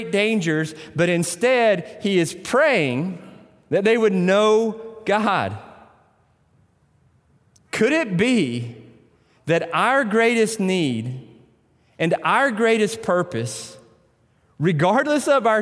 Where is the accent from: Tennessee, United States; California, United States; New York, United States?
Tennessee, United States; accent: Tennessee; I pronounce that in my Tennessee accent.